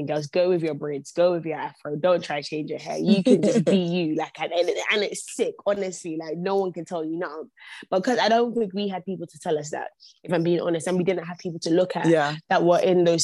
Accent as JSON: {"language": "English", "region": "London", "country": "United Kingdom", "tie": "born or raised there", "said": "I was born and bred in London, born and raised St. Thomas' Hospital, grew up in Brixton"}